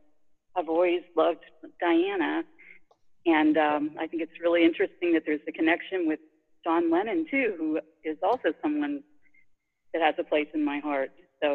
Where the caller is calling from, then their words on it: Maryland, United States; I'm calling from Maryland.